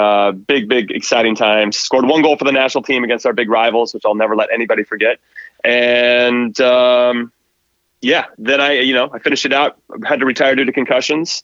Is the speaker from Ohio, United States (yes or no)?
no; Southern California, United States; I grew up in Southern California